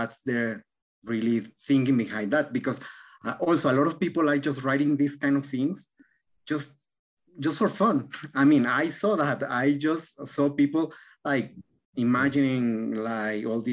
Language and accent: English; Mexico; moved away; also born or lived in Argentina; I'm from Mexico